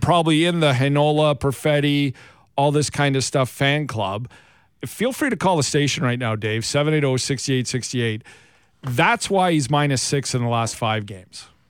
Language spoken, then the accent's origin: English; Alberta, Canada; I grew up in, in Alberta, in Western Canada